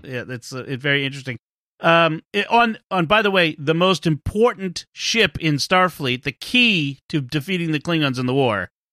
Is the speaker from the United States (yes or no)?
yes; Boston area, Massachusetts, United States; I don't actually live in Boston, but if I'm on the other side of the galaxy and someone asks where I'm from, I say I'm from Boston.